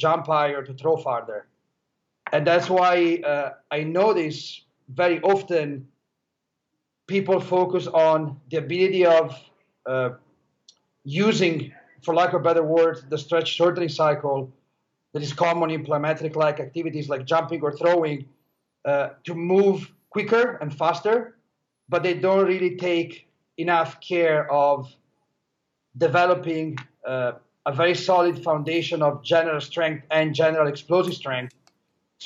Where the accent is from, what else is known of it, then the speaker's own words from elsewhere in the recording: Italy; now in Los Angeles, United States; I was born and raised in Italy. As right now, I work in Los Angeles